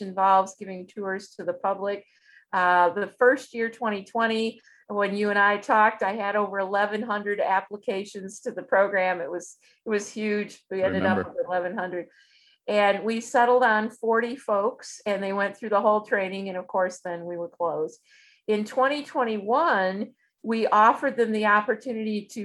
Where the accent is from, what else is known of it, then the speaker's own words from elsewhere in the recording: Michigan, United States; those of us that grew up in Michigan